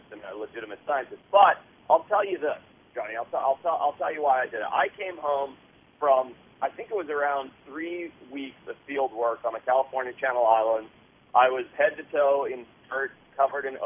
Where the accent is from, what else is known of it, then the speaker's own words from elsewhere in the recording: Zimbabwe; moved away; I grew up in Southern Africa